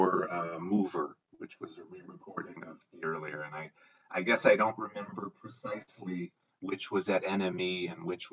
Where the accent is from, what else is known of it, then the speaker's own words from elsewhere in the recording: Midwest, United States; I'm from the Midwest in the US